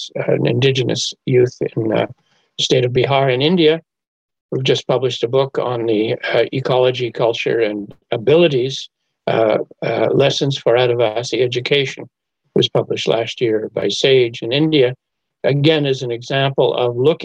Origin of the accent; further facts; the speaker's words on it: Montreal, Quebec, Canada; now in Kingston, Canada; Montreal is my hometown.